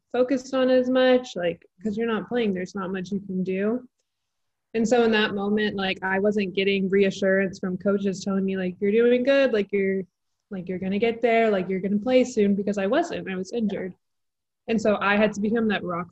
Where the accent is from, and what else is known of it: Texas, United States; born or raised there